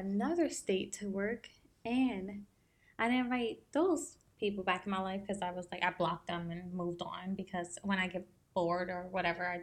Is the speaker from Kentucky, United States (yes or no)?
no; New Jersey, United States; moved away; we were born and raised in New Jersey